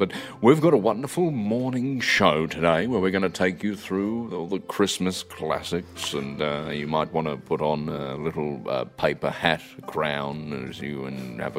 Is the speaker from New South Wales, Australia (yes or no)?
no; Melbourne, Victoria, Australia; born there; she said, I was born in Eaglemont in Melbourne. I said, you're joking. I was born at the same hospital.